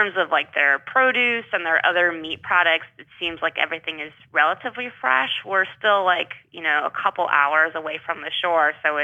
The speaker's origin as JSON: {"language": "English", "region": "Midwest", "country": "United States", "tie": "born or raised there", "moved": "as an adult", "lives_now": "Augusta, United States", "said": "I grew up in the Midwest in a landlocked state"}